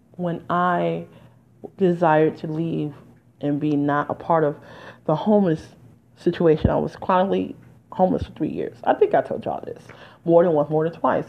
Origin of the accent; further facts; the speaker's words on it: Detroit, Michigan, United States; now in New Jersey, United States; I'm from Detroit